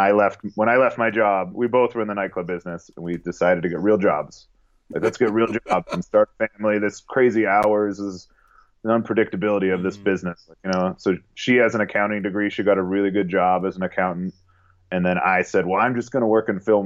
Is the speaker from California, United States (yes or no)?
yes; Southern California, United States; moved away as an adult; now in Las Vegas, United States; I was born and raised in Southern California.